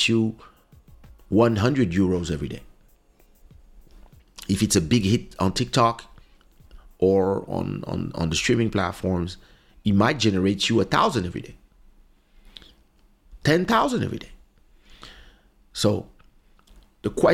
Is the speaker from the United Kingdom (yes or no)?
no; France; We are from France. We don't speak Portuguese